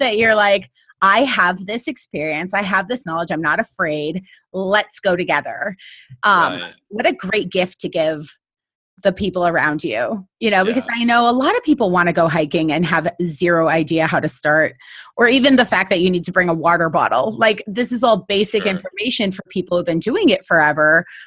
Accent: Minnesota, United States; now in California, United States; I grew up in Minnesota in a rural environment

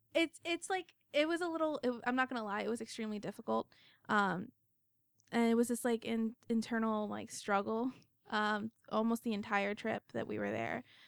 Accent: United States; I'm the American

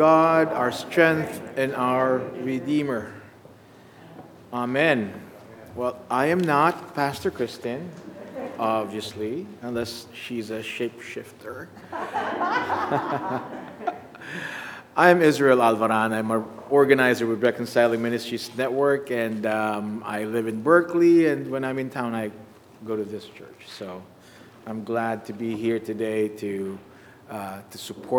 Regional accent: Philippines; now in United States; I was in my home country

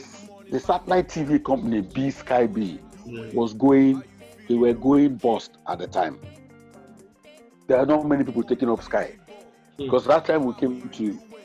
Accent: Nigeria; we in Nigeria

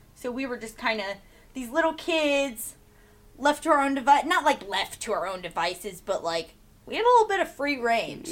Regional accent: Soldotna, Alaska, United States; I'm from here. I grew. I've lived here my whole life. I'm 22 years old. Yeah, and I grew up here in Soldotna, Alaska.

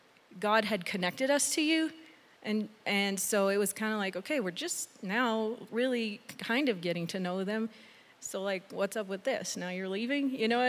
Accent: Mexico; also born or lived in Canada / Texas; now in United States; I was born in Mexico, and then I lived in Canada for 12 years, back in Mexico for 3 years as a teenager, and then to Texas, and so Texas is so far the longest place I've lived

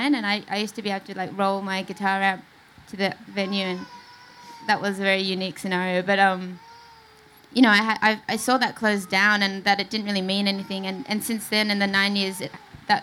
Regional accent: Sydney, New South Wales, Australia; I grew up in Sydney

